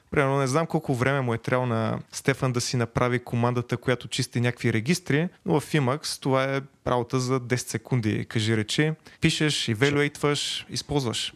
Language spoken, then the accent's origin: Bulgarian; Veliko Tarnovo, Veliko Tarnovo Province, Bulgaria; от Велико Търново съм